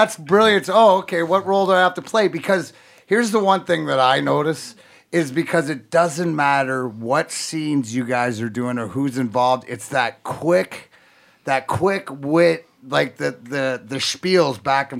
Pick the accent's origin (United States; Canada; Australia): Canada; Windsor, Ontario; also born or lived in Burnaby; I actually grew up right across the border from Detroit, over just outside Windsor